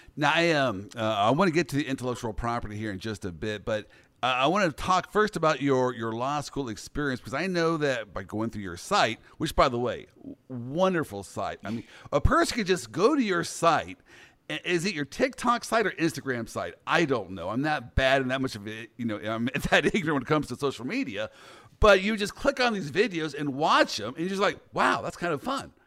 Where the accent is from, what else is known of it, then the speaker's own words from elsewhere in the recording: Kansas City, Kansas, United States; I'm from the Midwest, Kansas City